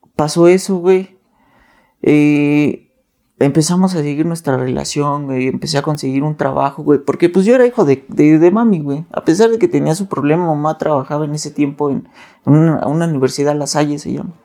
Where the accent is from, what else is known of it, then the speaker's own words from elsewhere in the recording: Nezahualcóyotl, State of Mexico, Mexico; yo vengo de Nezahualcóyotl, Estado de México.